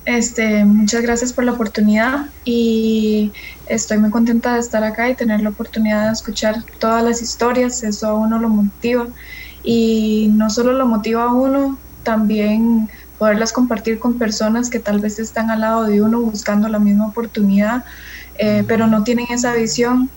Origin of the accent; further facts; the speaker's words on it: San José, Costa Rica; yo sí nací en, en San José